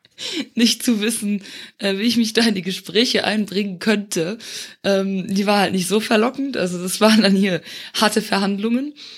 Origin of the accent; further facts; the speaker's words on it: Luxembourg; moved away as an adult; also born or lived in Eifel, Germany; now in Germany; ich komme ursprünglich aus Luxemburg, äh, dem kleinen Nachbarländchen, und äh, lebe seit nunmehr dreieinhalb Jahren in Deutschland